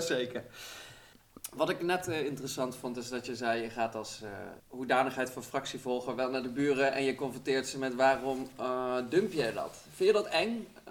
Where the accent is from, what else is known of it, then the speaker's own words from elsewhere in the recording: Arnhem, Gelderland, Netherlands; Ik kom zelf uit Arnhem Zuid